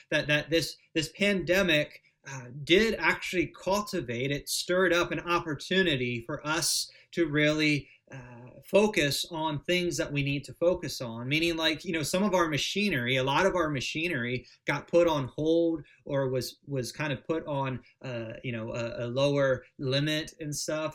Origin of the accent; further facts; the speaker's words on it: United States; As American Protestants